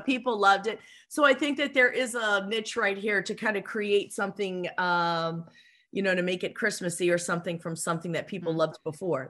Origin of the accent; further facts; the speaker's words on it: Philadelphia, Pennsylvania, United States; I'm from Philadelphia